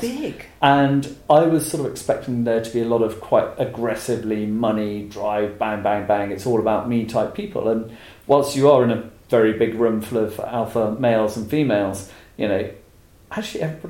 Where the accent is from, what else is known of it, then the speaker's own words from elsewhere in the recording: England, United Kingdom; being English